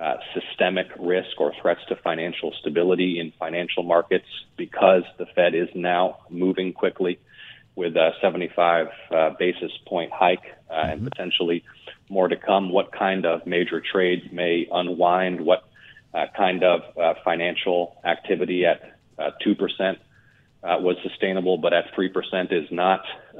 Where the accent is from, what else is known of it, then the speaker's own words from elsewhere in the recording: Georgia, United States; My home state of Georgia produces one-third of America's pecans